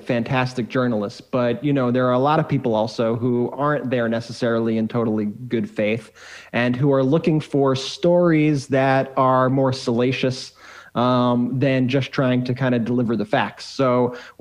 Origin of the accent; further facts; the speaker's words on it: Long Island, New York, United States; We grew up in Long Island, New York